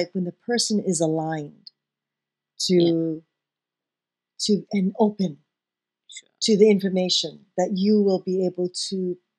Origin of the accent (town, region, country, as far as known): Hong Kong; born or raised there; moved away